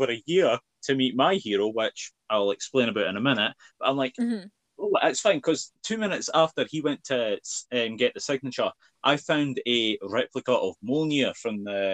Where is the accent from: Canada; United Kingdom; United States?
United Kingdom; Scotland; I'm Scottish